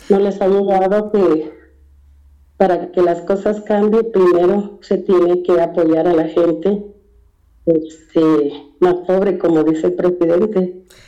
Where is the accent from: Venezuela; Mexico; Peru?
Mexico; now in United States; no nos ven ni como mexicanos de este lado, porque nos fuimos